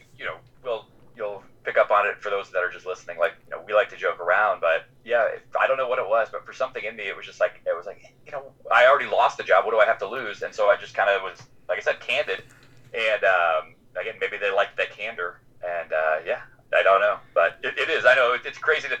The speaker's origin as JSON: {"language": "English", "region": "Florida", "country": "United States", "tie": "born or raised there", "said": "I grew up in Florida and, you know, lived here the majority of my life"}